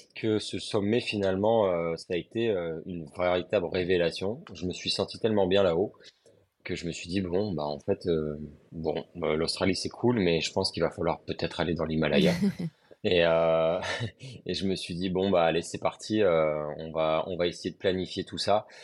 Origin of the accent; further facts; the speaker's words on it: Lille, Hauts-de-France, France; now in Montpellier, France; je suis originaire de Lille.